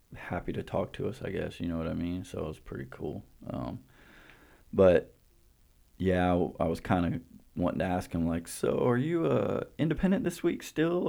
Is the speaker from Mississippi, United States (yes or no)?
no; Winter Haven, Florida, United States; we're from Winter Haven